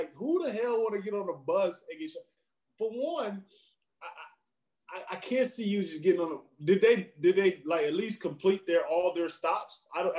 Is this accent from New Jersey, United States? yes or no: no; Baton Rouge, Louisiana, United States; moved away as an adult; now in Los Angeles, United States; In Louisiana, I'm from Baton Rouge